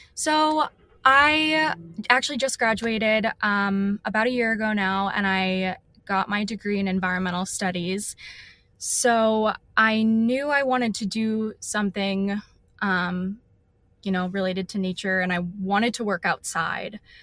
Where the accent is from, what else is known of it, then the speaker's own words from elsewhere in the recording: Ohio, United States; moved away as an adult; also born or lived in Vermont; now in Austin, United States; I grew up in Ohio and I went to school at the University of Vermont